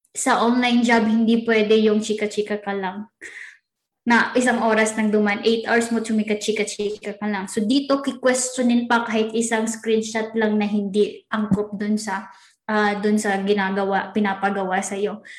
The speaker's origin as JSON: {"language": "Tagalog", "country": "Philippines", "said": "we are Pinoy"}